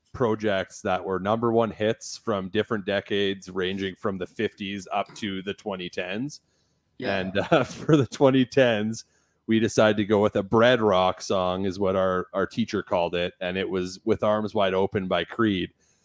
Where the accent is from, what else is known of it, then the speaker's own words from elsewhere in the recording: Kindersley, Saskatchewan, Canada; also born or lived in Vancouver, Canada; now in Redwater, Canada; I'm from Kindersley originally. Right. Kindersley. Yeah. So it's kind of like the main drug hub is what I call it.